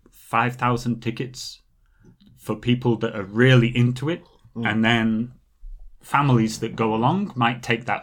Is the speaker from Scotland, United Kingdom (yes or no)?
no; Clitheroe, North West England, United Kingdom; now in South Korea; my hometown is a bit outside Blackburn, about 20 minutes